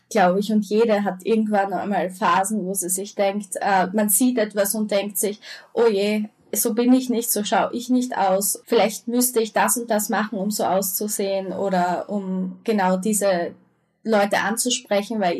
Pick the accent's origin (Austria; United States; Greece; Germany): Austria; also von der Grundschule ähm, in die weiterführende Schule, gleich in die Unterstufe bei uns in Österreich